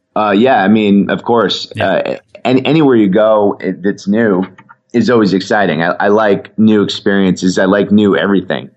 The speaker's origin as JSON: {"language": "English", "region": "Connecticut", "country": "United States", "tie": "born or raised there", "said": "I ever went from where I grew up in Connecticut"}